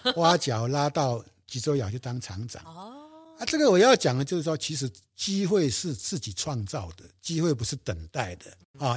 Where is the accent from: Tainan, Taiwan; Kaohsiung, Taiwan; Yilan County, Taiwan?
Yilan County, Taiwan; moved away as an adult; now in Yingge, Taiwan; 我退伍以后，因为我是宜兰人，我就回到我的故乡了